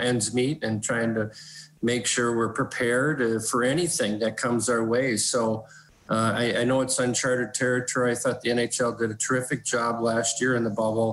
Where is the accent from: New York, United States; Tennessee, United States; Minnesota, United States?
Minnesota, United States; South St. Paul; where I grew up in South St. Paul, a suburb of St. Paul in Minnesota